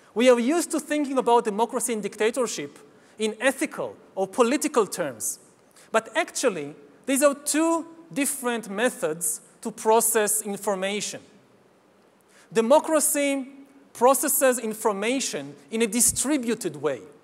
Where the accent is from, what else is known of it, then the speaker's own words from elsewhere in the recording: Israel; my home country of Israel